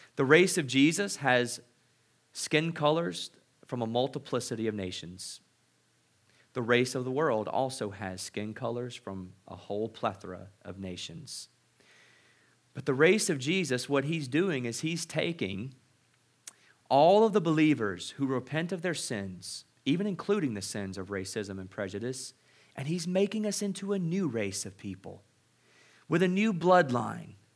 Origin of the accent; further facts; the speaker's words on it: Mississippi, United States; I grew up in Mississippi.